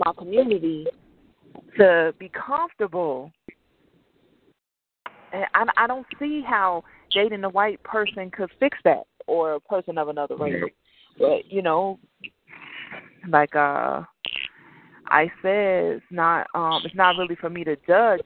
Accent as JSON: {"language": "English", "region": "South Dakota", "country": "United States", "tie": "born or raised there", "also_born_or_lived": "Chicago", "said": "growing up in South Dakota, I was was around a lot of white people"}